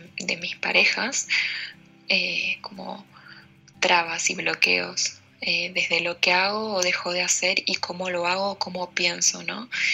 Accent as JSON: {"language": "Spanish", "country": "Argentina", "said": "soy de Argentina"}